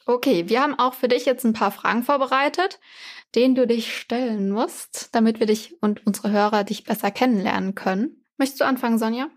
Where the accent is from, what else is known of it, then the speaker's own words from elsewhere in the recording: Germany; bei mir war es richtig kaffig. Und ich habe mir wirklich diese Woche mal mit meinen Geschwistern überlegt, wie viel Zeit ich in meinem Leben in diesem Bus gesessen habe, der immer dann nach Weinheim gefahren ist